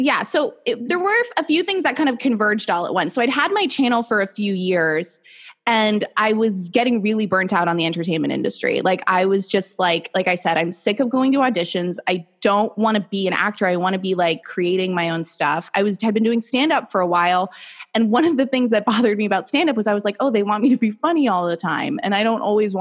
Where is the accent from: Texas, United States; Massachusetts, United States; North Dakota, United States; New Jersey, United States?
Massachusetts, United States; Boston; moved away as an adult; also born or lived in New York City; I'm from Boston originally, but I went to school in New York and then I lived there for, 5 years after